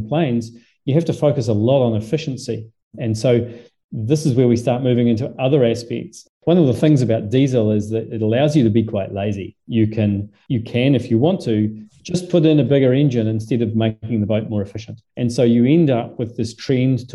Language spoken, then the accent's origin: English; New Zealand; also born or lived in Southampton, England; I'm a Kiwi